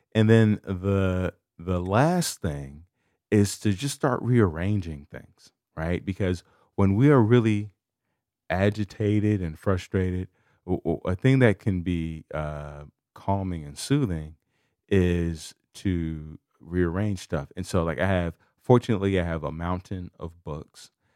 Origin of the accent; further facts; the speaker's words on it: Chicago, Illinois, United States; I'm from Chicago